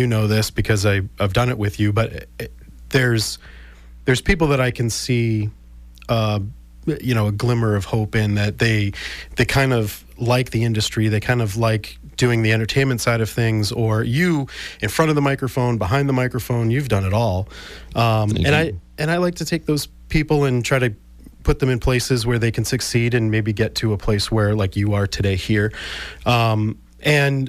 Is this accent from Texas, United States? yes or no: no; South Shore, Massachusetts, United States; I grew up on the South Shore and went to South Shore Vocational Technical High School